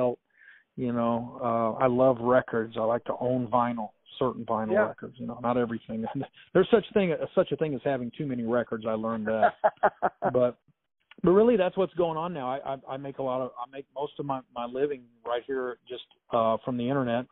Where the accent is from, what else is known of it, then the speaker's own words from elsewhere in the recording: Springfield, Missouri, United States; I love my hometown. I love the people in it that I grew up